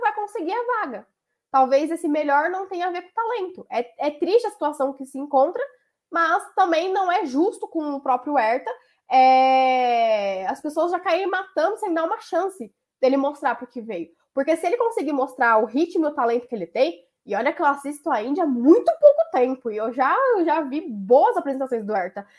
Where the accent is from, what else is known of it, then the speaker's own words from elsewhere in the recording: Brazil; como brasileiro